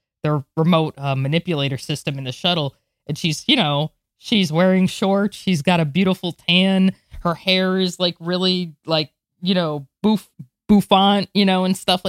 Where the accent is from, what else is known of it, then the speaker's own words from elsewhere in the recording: Florida, United States; growing up in Florida